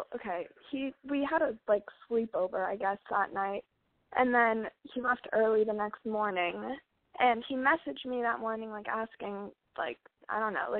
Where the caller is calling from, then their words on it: Los Angeles, California, United States; I'm calling from LA.